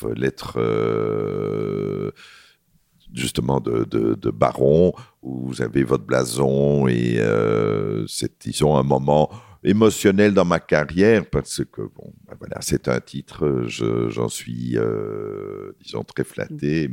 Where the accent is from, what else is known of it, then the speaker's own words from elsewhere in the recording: Belgium; pour nous, en tant que Belges